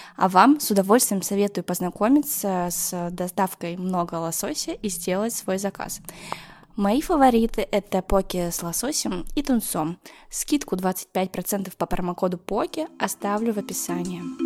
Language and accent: Russian; Yekaterinburg, Sverdlovsk Oblast, Russia; also born or lived in Moscow / Netherlands; now in Saint Petersburg, Russia; Я родилась и выросла в Екатеринбурге, какое-то время жила в Москве, а еще был период, когда я училась в Голландии.